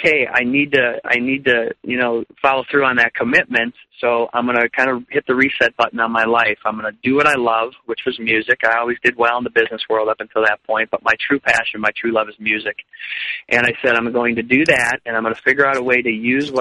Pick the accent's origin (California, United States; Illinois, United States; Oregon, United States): Illinois, United States; Chicago; moved away; also born or lived in Arizona; I grew up in Chicago, and I always had music in my life